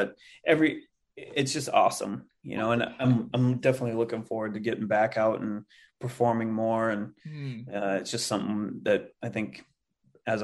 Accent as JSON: {"language": "English", "town": "Livingston", "region": "Montana", "country": "United States", "tie": "born or raised there", "also_born_or_lived": "Minneapolis, Minnesota", "moved": "yes", "said": "I'm originally from Montana."}